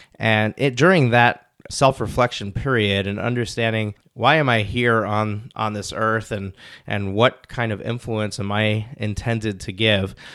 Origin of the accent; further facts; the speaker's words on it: Rockland County, New York, United States; I grew up in Rockland County, New York, which is a suburb of New York City